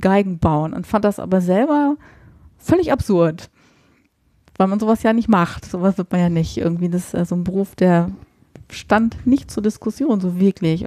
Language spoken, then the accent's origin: German; Nordheim, Germany; moved away; also born or lived in Markneukirchen; Ich komme halt gebürtig aus Nordheim